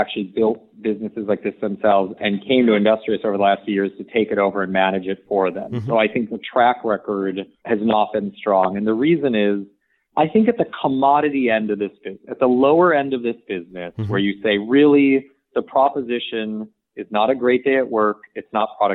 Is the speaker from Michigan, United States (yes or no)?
yes; suburban Michigan, United States; I grew up in suburban Michigan